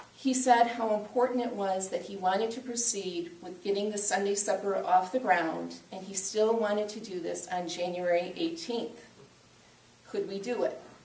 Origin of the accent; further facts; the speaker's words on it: Aurora, Illinois, United States; I grew up in Aurora, and I watched as the very first PADS program came into being at what is now called Hesed House